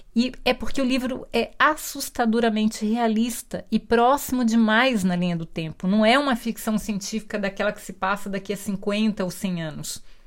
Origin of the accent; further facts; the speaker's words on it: Brazil; eu sou brasileira